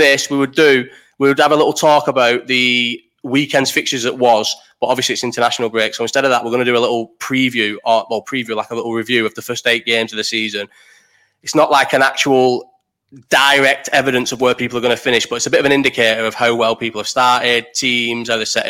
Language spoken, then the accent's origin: English; Bolton, North West England, United Kingdom; I'm from Bolton